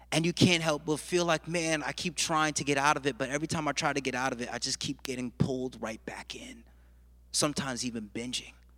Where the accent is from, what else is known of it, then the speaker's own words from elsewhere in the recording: United States; I'm a first generation American. My mother and father were born and raised in Jamaica, and they came to this country